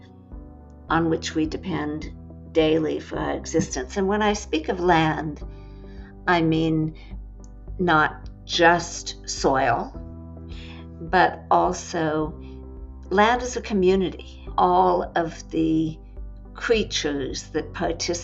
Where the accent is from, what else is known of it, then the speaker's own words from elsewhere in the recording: California, United States; moved away; Being a Californian, I grew up, frankly, thinking about land as real estate